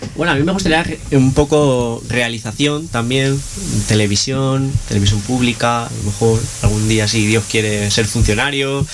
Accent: Palma, Balearic Islands, Spain; moved away as an adult; now in Granada, Spain; de, las Islas Baleares, ah. de la Isla Grande, de Palma de Mallorca

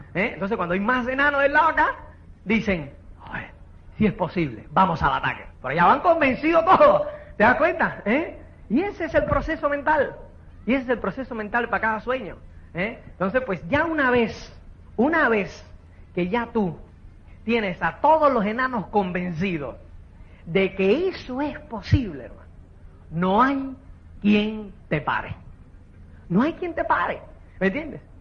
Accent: Cuba; now in Spain; como es cubano

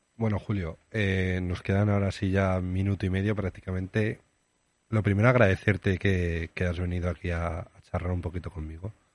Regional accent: Aragon, Spain; ¿Te vendrías a mi pueblo? Que es un pueblo chico. Bueno, ya conoces mi pueblo. ¿Te vendrías a Campi de Aragón?

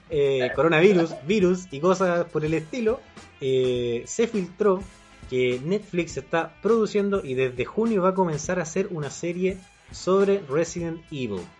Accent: Chile

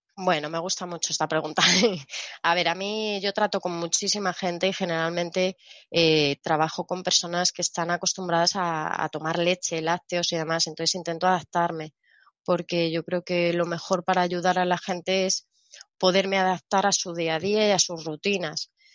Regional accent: Spain; yo soy española

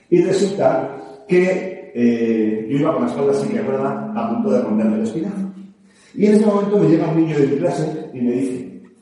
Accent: Navarre, Spain; Soy peor, soy Navarro.

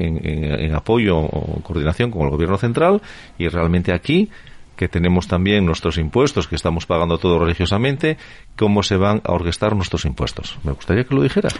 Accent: Spain; así somos los españoles

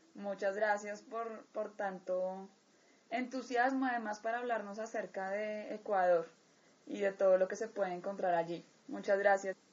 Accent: Colombia; Colombia, mi país natal

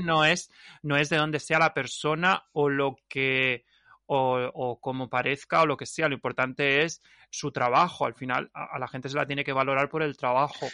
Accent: Alicante, Valencian Community, Spain; also born or lived in Ibiza / Mallorca; mi pueblo

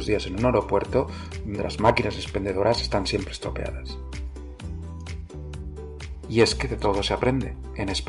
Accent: Barcelona, Catalonia, Spain; la verdad es que nunca salí de Barcelona, no, de la provincia, sino de la ciudad, hasta cumplido los 40 años.

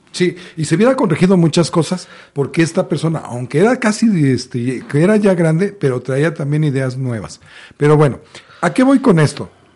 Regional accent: Mexico; como mexicanos

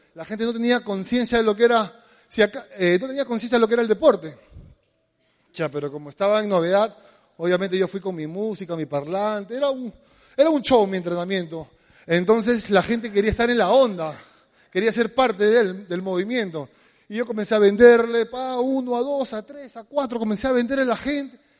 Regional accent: Lima, Peru; somos de San Martín de Porres

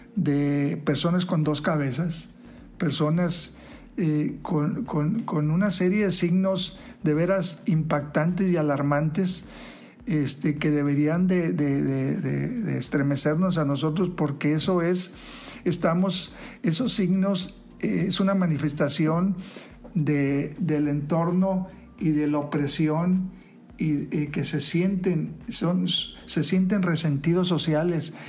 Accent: Mexico; todos somos mexicanos

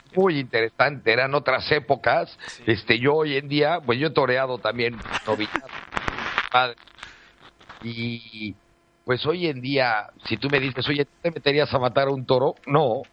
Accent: Mexico City, Mexico; moved away as an adult; now in Playa del Carmen, Mexico; soy natural del DF, de padre malagueño y madre asturiana.

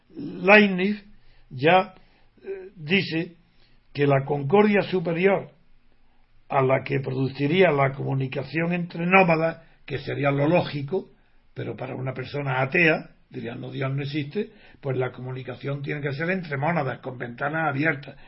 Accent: Spain; como español

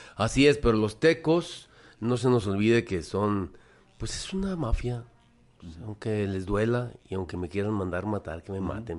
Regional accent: Guadalajara, Jalisco, Mexico; soy franco-mexicano, efectivamente, pero soy nacido en Guadalajara, soy jalisciense

